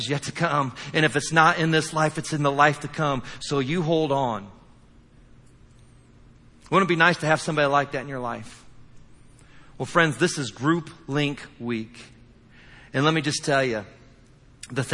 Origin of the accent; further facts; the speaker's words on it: Indiana, United States; I'm from Indiana